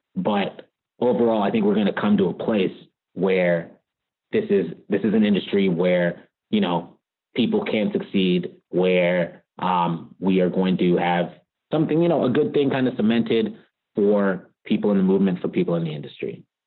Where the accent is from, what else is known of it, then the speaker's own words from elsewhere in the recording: Richmond, California, United States; also born or lived in Virginia; I grew up in the Bay Area in Richmond, California